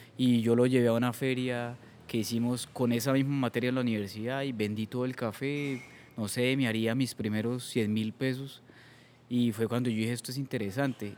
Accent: Eastern Colombia, Santander, Colombia; la única persona del Oriente Colombiano

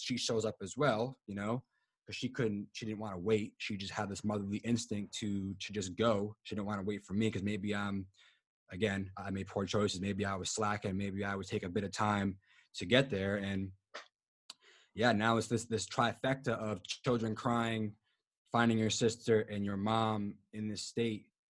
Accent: Providence, Rhode Island, United States; I am from Providence, Rhode Island

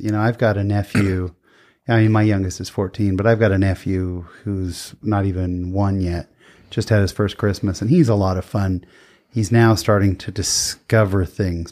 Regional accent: San Jose, California, United States; now in Lindon, United States; I grew up in San Jose, California, where we had, you know, Mormons, but not a ton

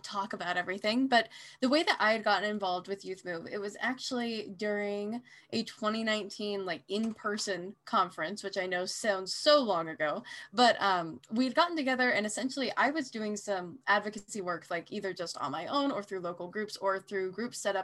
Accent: Salt Lake City, Utah, United States; now in Boise, United States; I grew up in Salt Lake City, Utah

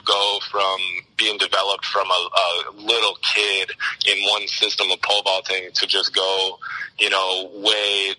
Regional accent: Naperville, Illinois, United States; also born or lived in Alabama; back up to, Naperville and back to my hometown.

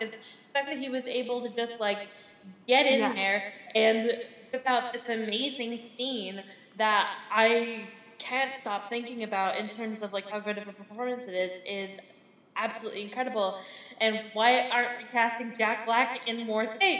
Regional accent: Newfoundland and Labrador, Canada; I'm from Newfoundland. I'm in Newfoundland right now, and I'm living in my grandfather's old house.

